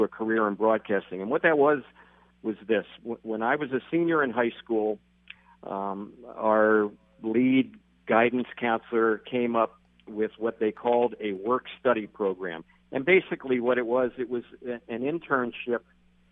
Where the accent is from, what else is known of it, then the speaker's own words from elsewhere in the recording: Philadelphia, Pennsylvania, United States; moved away as an adult; I grew up in Philadelphia. I'm from the East Coast originally.